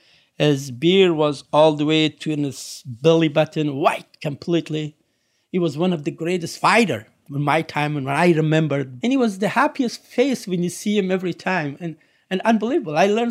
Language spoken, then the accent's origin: English; Kabul, Afghanistan; moved away; Originally, I'm from Afghanistan